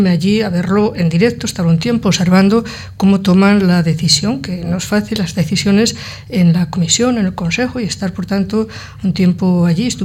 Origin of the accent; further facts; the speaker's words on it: Spain; como española también